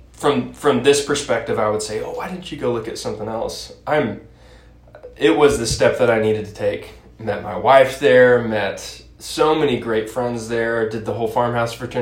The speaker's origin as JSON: {"language": "English", "town": "Stillwater", "region": "Oklahoma", "country": "United States", "tie": "born or raised there", "said": "we were raised in Stillwater"}